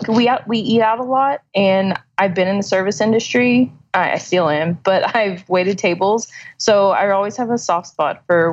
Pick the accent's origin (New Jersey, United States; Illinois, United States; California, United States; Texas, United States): Texas, United States; Pasadena; now in Deer Park, United States; Pasadena, Texas.